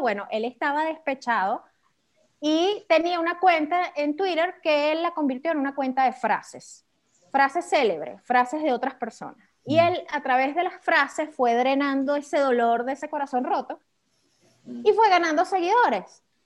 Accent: Venezuela; accent: caraqueño; yo soy venezolana

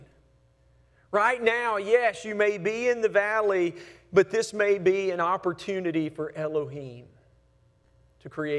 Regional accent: Hamilton, Alabama, United States; when I was little growing up in Hamilton, Alabama.

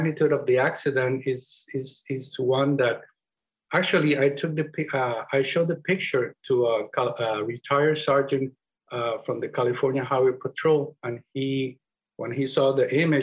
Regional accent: Puerto Rico; accent: Spanish; first language Spanish; English is a second language; moved away; That's where I come from. So, and that's where you can hear my Spanish accent, which, by the way, because English is not my primary language

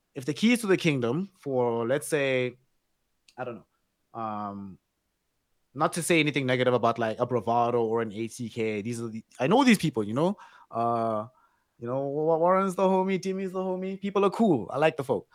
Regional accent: South Africa; we've all grown up we're all South African

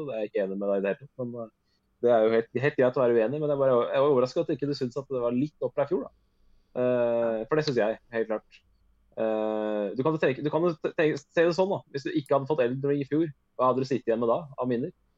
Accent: Norway; jeg er norsk

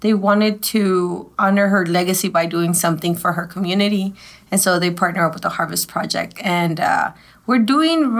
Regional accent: Mexico City, Mexico; now in Dallas, United States; I've been here for 30 years, but I was born in Mexico City. So I consider myself a native.

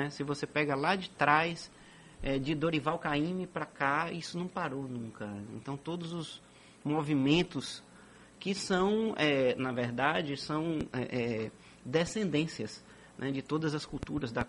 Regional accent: Bahia, Brazil; Sou baiano. Graças a Deus, é um privilégio, sabe?

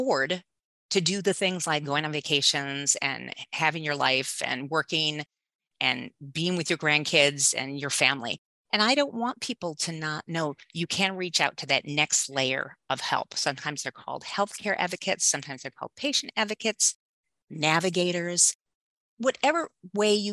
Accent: Southfield, Michigan, United States; I grew up in Southfield, Michigan

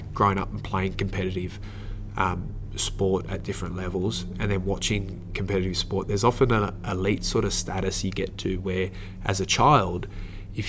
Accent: Sydney, New South Wales, Australia; myself growing up in Glebe

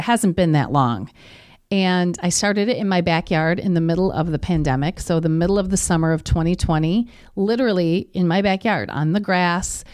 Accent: Kenosha, Wisconsin, United States; also born or lived in Milwaukee; I'm born and raised in Kenosha.

